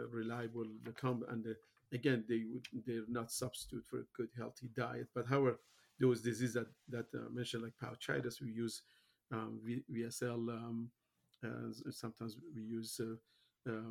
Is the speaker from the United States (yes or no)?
no; Iran; moved away; I am originally from Iran